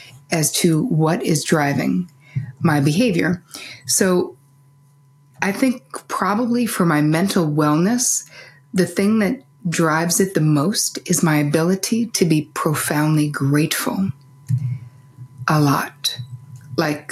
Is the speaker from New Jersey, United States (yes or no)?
yes; New Jersey, United States; growing up in New Jersey